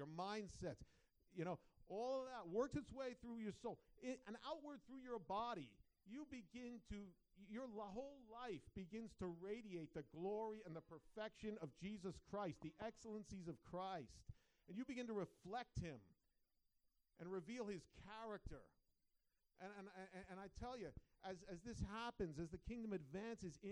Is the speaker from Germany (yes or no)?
no; Long Island, New York, United States; moved away; raised on Long Island, New York